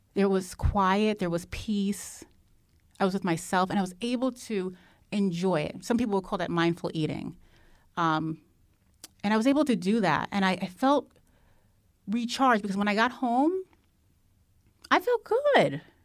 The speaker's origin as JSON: {"language": "English", "region": "New Jersey", "country": "United States", "said": "I'm from New Jersey"}